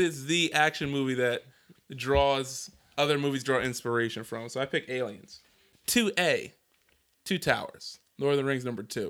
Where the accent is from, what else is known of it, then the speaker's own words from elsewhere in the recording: Philadelphia, Pennsylvania, United States; also born or lived in New Jersey; now in Houston, United States; I'm from Philadelphia and New Jersey